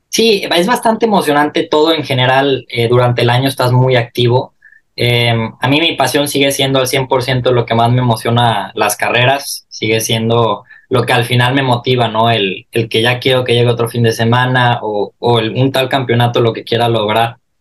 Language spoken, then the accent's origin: Spanish; Mexico; now in Milan, Italy; como mexicano